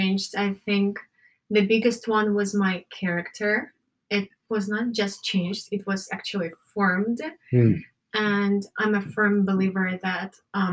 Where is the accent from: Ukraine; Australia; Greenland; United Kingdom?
Ukraine; English is a second language; moved away as an adult; also born or lived in Los Angeles / New York / Santa Barbara; now in United States; I come from Ukraine. That's where I lived for 21 years.